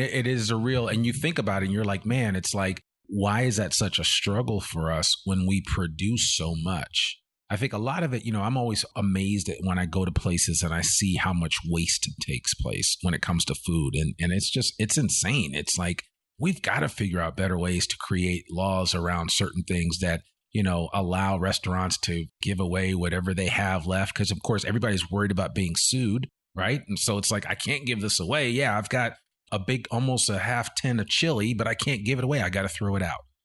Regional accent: outside of New York City, United States; moved away as an adult; also born or lived in Virginia / Washington, D.C.; now in Arkansas, United States; born and rich from Virginia, but I grew up outside of New York City

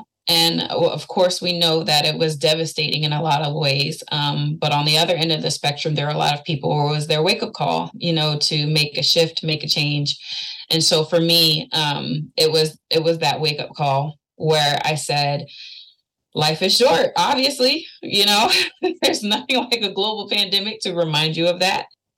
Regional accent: Norfolk, Virginia, United States; I was raised here in Norfolk, Virginia. So being from Virginia itself, it has such a rich, complicated history when it comes to culture and diversity.

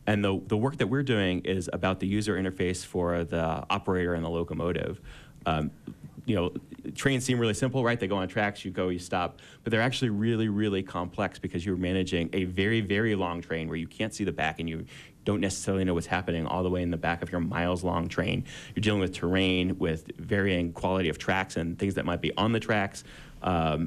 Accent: Florida, United States; when I was a kid growing up in Florida

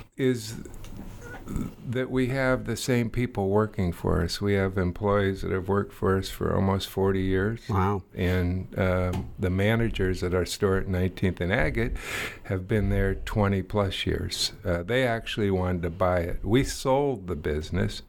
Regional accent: Bay Area, California, United States; moved away as an adult; now in Eugene, United States; I'm from the Bay Area

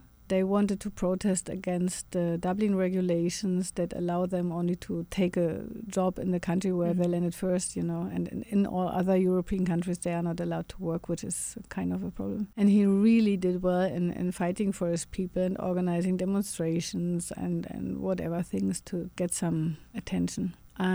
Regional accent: Germany; you know, we grew up in Germany and I think also in the US with all those stories of surviving Jews, the guilt, the German guilt of having killed so many people.

